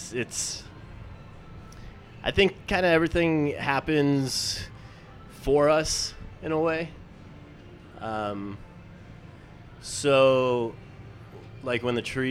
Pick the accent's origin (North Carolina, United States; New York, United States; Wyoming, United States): Wyoming, United States; now in Dallas, United States; I'm from Wyoming.